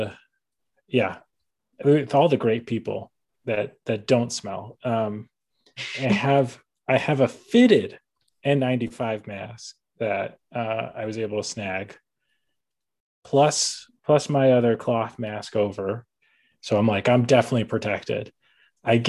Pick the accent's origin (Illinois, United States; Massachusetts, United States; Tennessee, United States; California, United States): Illinois, United States; we're all from Illinois